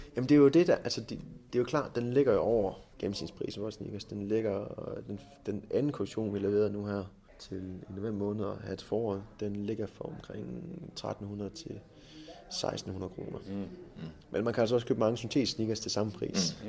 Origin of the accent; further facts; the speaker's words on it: Jutland, Denmark; vi er jo meget jyder herovre.